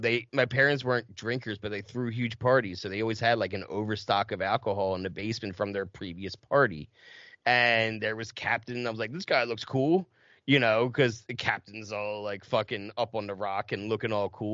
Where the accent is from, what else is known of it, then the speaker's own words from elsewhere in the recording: Audubon, New Jersey, United States; accent: Philly; also born or lived in Mount Ephraim, New Jersey; I grew up in Mount Ephraim and Audubon, you know, that it's right outside of Cherry Hill, Camden